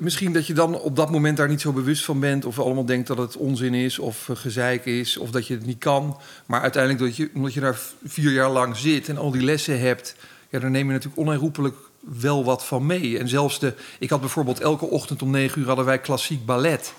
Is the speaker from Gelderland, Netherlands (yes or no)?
no; Baarn, Utrecht, Netherlands; ik kom uit Baren, dus zo'n keurig Goois dorp